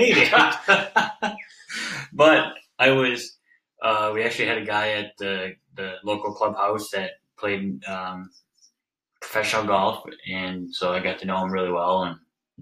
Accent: Alpena, Michigan, United States; also born or lived in Mio, Michigan / Oscoda, Michigan / Lewiston, Michigan; So yeah, we from third grade on, I've always lived in Alpena, but originally, I guess you could say I'm from Mayo, but pretty much was raised here in Alpena

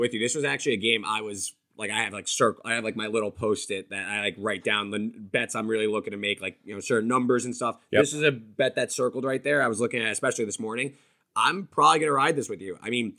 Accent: New Jersey, United States; also born or lived in New York; I'm in New York, but I'm from Jersey, so I'm typically going back and forth.

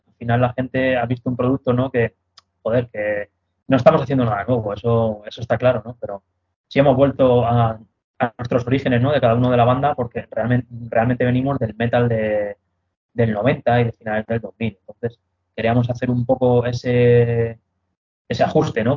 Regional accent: Madrid, Community of Madrid, Spain; yo soy madrileño, ¿vale? Yo he nacido en Madrid

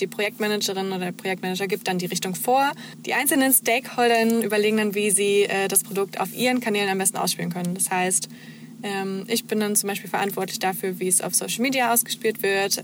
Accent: Heidensleben, Saxony-Anhalt, Germany; moved away as an adult; now in Leipzig, Germany; komme gebürtig aus der Nähe von Magdeburg, ähm, Heidensleben

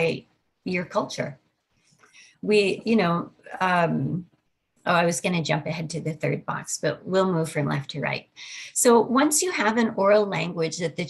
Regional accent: Buffalo, New York, United States; I grew up in New York State near Buffalo

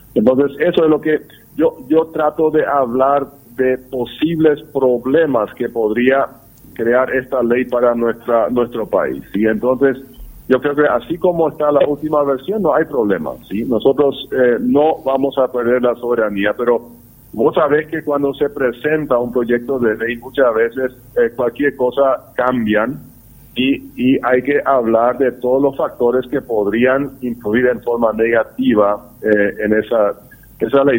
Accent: Paraguay

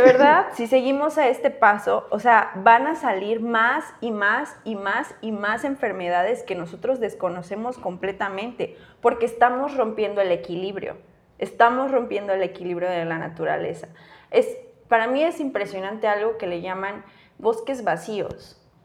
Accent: Chiapas, Mexico; somos de Chiapas, crecimos aquí, nuestra familia está aquí

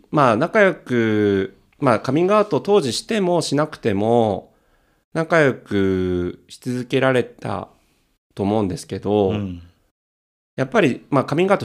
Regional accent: Tokyo, Japan; 東京なのに出身生まれ育ち、

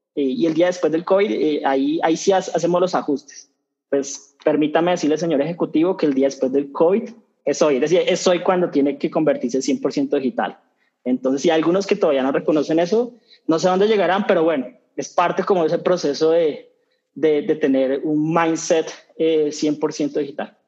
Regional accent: Colombia; colombianos cambiamos

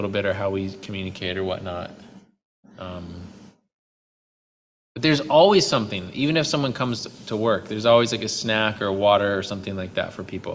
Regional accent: United States; moved away; I'm still American

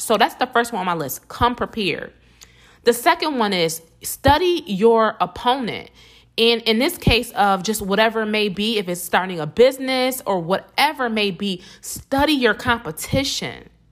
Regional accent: Buffalo, New York, United States; I'm from Buffalo, New York, not New York City

